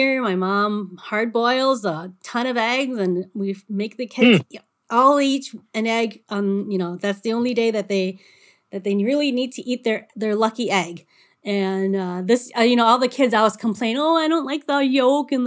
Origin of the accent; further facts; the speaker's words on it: United States; everybody knew I was from America